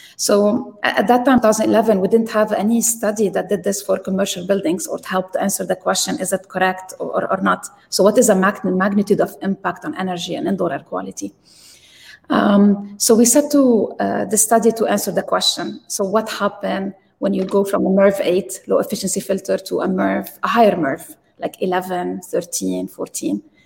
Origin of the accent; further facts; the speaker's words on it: Lebanon; moved away as an adult; also born or lived in Texas; I grew up in Lebanon and we didn't have electricity